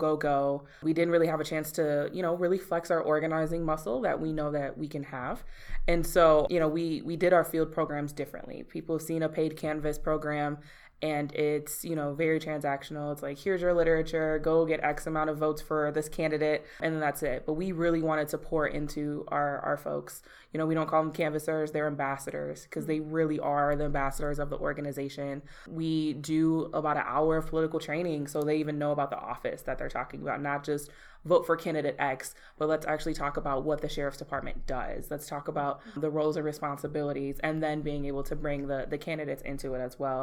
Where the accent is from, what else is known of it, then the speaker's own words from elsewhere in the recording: Milwaukee, Wisconsin, United States; I'm born and raised in Milwaukee. I actually grew up down the street from here on 32nd in Wisconsin